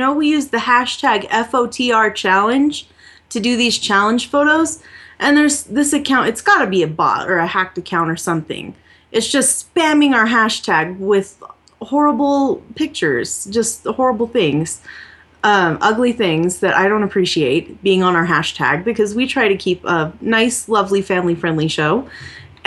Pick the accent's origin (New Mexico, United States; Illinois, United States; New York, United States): New Mexico, United States; I'm from New Mexico.